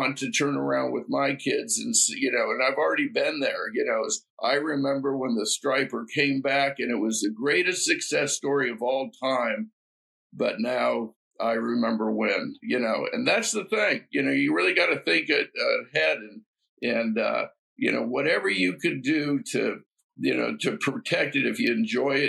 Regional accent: West Coast, United States; moved away; I grew up on the West Coast

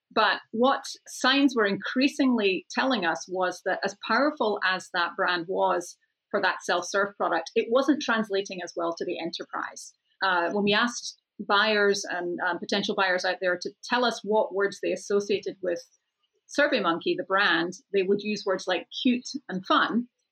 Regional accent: Scotland, United Kingdom; moved away; I'm off to Scotland next month, back to my home country

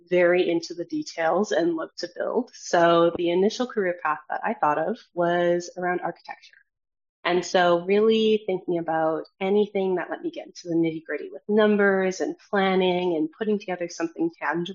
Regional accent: Edmonton, Alberta, Canada; moved away as an adult; also born or lived in Toronto; I was born and raised in Edmonton, Alberta

